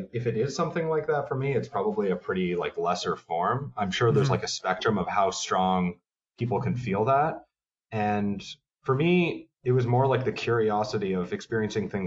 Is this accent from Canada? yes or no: yes; Toronto, Ontario, Canada; moved away as an adult; also born or lived in Montreal, Canada; now in New York, United States; I'm from Toronto, Canada.